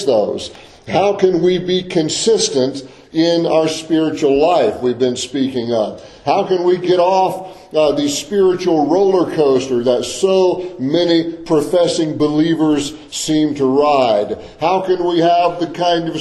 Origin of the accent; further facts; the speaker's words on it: Deep South, Florida, United States; I grew up in the Deep South, in a rural agricultural area of the Deep South. My parents had migrated to the Deep South when I was a little kid